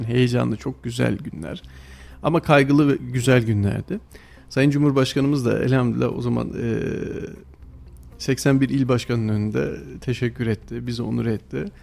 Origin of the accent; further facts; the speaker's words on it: Kayseri, Kayseri Province, Turkey; Çorakçılar Mahallesi'nde büyüdüm